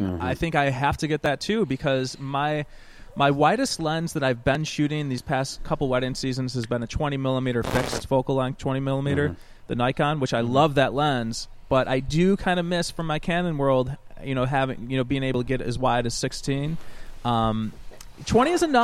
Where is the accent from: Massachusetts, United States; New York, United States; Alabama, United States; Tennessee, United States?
New York, United States; Rochester; I hail from Rochester, New York, the land of Kodak.